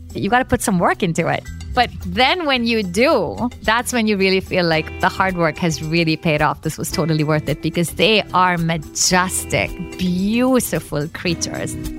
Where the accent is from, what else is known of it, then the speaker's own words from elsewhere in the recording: Mumbai, Maharashtra, India; moved away; also born or lived in London; Basically, I was born and raised in Bombay, which many people, of course, now know as Mumbai.